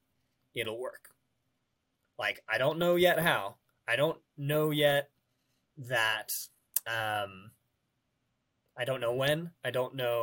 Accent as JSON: {"language": "English", "region": "Western Colorado", "country": "United States", "tie": "born or raised there", "said": "I grew up in Western Colorado, like surrounded by national forest"}